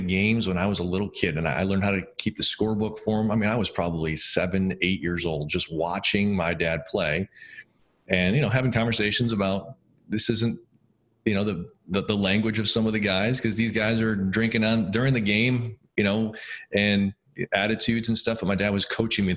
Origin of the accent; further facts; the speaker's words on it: East Aurora, New York, United States; I grew up in East Aurora